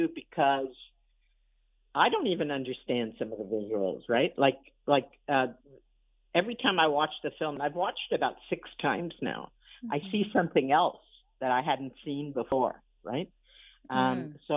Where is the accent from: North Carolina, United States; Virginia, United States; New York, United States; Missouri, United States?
New York, United States; New York City; also born or lived in Montreal; now in Toronto, Canada; growing up in Brooklyn. And also, you know, it's a kind of joke, but Brooklyn, I'm a Brooklyn Jew